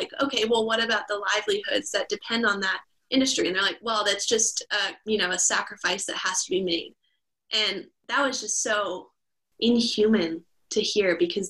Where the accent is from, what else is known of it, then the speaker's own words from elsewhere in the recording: Calgary, Alberta, Canada; moved away as an adult; also born or lived in Houston, Texas; now in Vancouver, Canada; I went from Houston, Texas to Calgary, Alberta